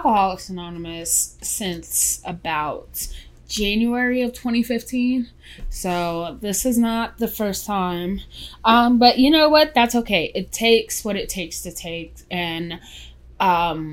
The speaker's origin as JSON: {"language": "English", "town": "New York City", "region": "New York", "country": "United States", "tie": "born or raised there", "also_born_or_lived": "Queens, New York", "said": "I was born in the Bronx, New York. Then we moved to Queens when I was 11"}